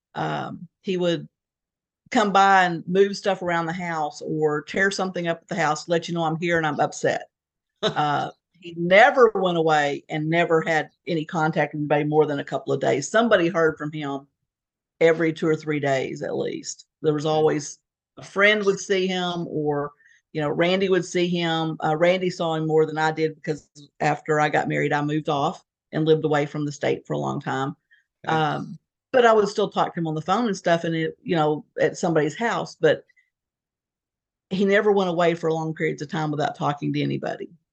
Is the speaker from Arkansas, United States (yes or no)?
yes; Fort Smith, Arkansas, United States; moved away as an adult; also born or lived in Fayetteville, Arkansas / Beaumont, Texas / Connecticut / Houston, Texas; We grew up in Fort Smith, Arkansas, which is uh, right on the border of Arkansas, Oklahoma